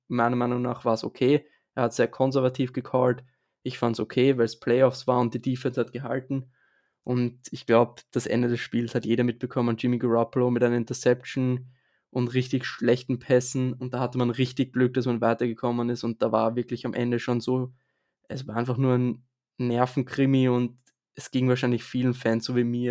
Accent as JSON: {"language": "German", "region": "Vienna", "country": "Austria", "said": "ich bin aus Österreich und zwar genauer gesagt aus Wien"}